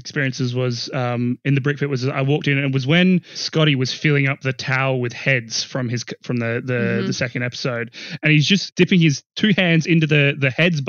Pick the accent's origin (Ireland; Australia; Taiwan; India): Australia; South Australia; my fellow South Australians